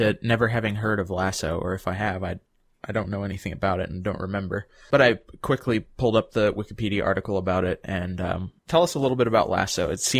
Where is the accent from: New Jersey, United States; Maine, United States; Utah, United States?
Utah, United States; Salt Lake City; from Salt Lake City.